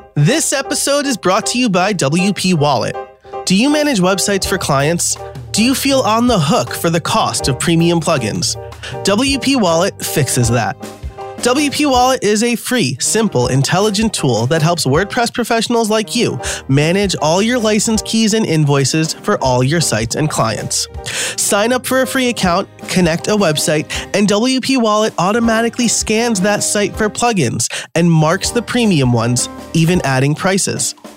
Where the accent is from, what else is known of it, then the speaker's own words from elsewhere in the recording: New York, United States; now in Pennsylvania, United States; I'm from New York